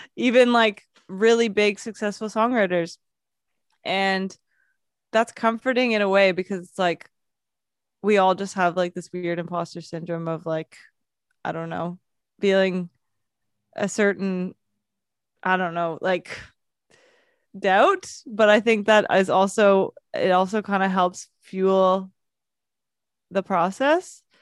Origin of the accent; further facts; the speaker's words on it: London, United Kingdom; moved away; I grew up in London